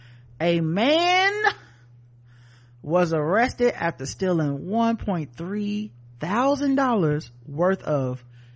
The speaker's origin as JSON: {"language": "English", "region": "New Jersey", "country": "United States", "said": "I'm like, no, I'm from New Jersey, and also I'm a Sikh."}